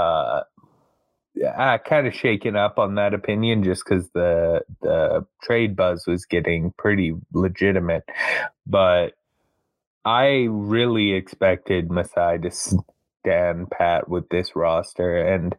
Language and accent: English; Canada; as a Canadian